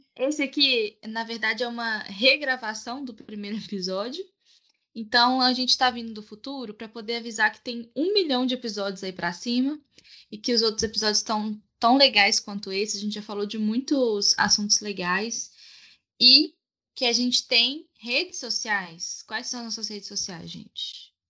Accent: Minas Gerais, Brazil; Tenho 25 anos e sou de Minas

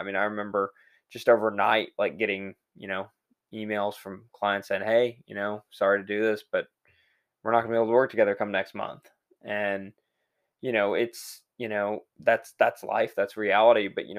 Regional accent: Texas, United States; Fortunately, I grew up in Texas. So I'm used to that.

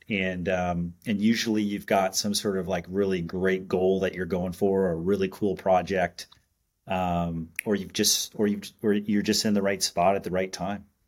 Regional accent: Montreal, Quebec, Canada; growing up in Canada, um, I and born in Montreal

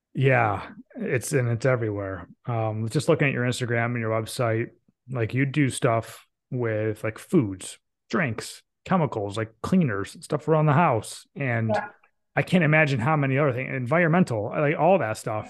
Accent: Binghamton, New York, United States; now in North Carolina, United States; I grew up in the Binghamton, New York area, which is the home of IBM

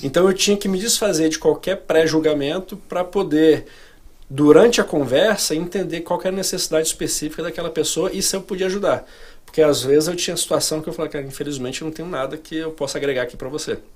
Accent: Brasília, Federal District, Brazil; moved away as an adult; also born or lived in Rio de Janeiro; now in United States; Eu sou de Brasília. Sou um carioca falsificado. Eu nasci no Rio, mas eu cresci em Brasília

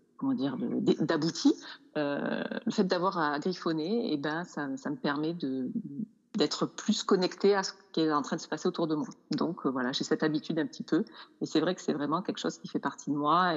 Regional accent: Nîmes, Occitania, France; moved away as an adult; also born or lived in Montpellier / Toulouse / Paris / London; now in Auvergne, France; je suis de Nîmes

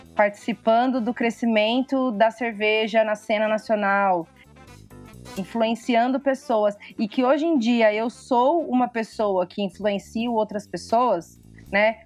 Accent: Ribeirão Preto, São Paulo, Brazil; eu sou de Ribeirão, Ribeirão Preto.

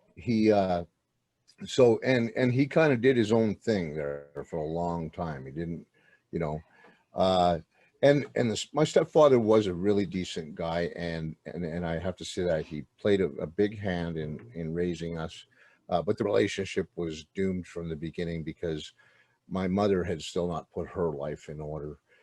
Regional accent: outside Montreal, Quebec, Canada; I was born in a place called uh, well out, outside Montreal, Quebec

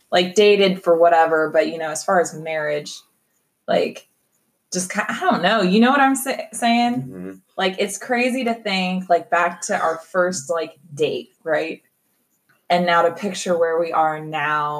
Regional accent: Kansas City, Kansas, United States; I'm a Kansas City girl. No, um, born and raised here

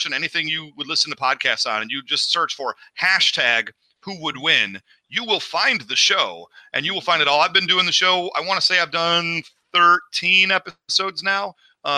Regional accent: Midwest, United States; now in Los Angeles, United States; I'm from the Midwest

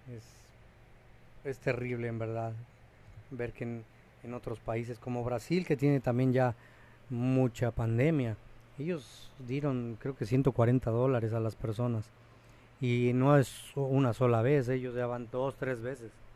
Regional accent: Mexico; now in Cancún, Mexico; uno como mexicano

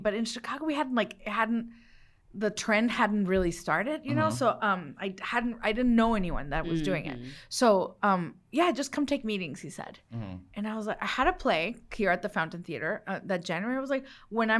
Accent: Los Mochis, Sinaloa, Mexico; born there; I was born in Los Mochis, Sinaloa, land of the sea turtles. Where they caught El Chapo.

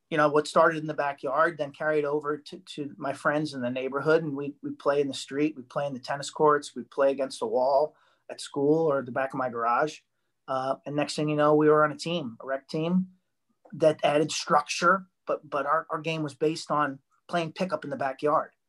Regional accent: Long Island, South Shore, Nassau County, New York, United States; Long Island, South Shore, Nassau County, small little town, couple towns in from Queens.

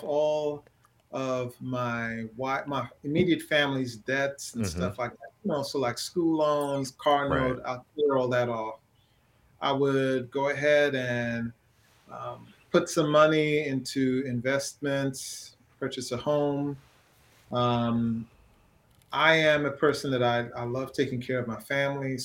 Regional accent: Trinidad & Tobago; moved away; also born or lived in Brooklyn, New York; Growing up in Trinidad was tough

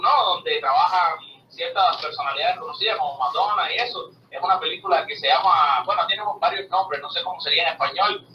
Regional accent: Matanzas, Cuba; now in United States; Matanzas, que es la provincia desde donde yo nací, mi esposa nació

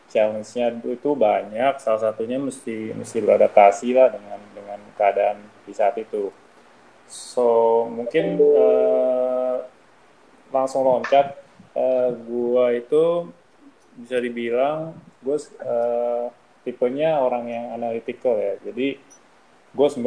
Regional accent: Jakarta, Indonesia; also born or lived in New Zealand / Germany / United Kingdom; gue lahir di Jakarta dan uh, gua sebenarnya uh, besar di Jakarta, tapi bisa dibilang hampir separuh hidup gue itu gue tinggal di luar negeri alias merantau.

